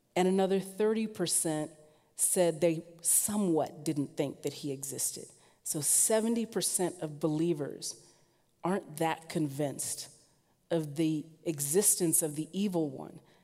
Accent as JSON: {"language": "English", "region": "Southern California", "country": "United States", "moved": "yes", "lives_now": "Portland, United States", "said": "I am mostly from Southern California, which means I love the sun"}